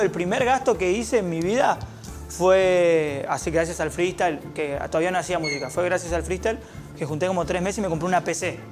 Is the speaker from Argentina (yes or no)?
yes; Argentina; como todo argentino freestyler